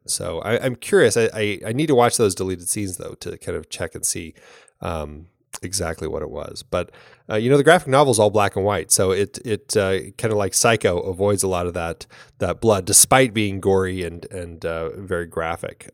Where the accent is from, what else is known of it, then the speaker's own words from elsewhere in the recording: Ireland; as an Irish woman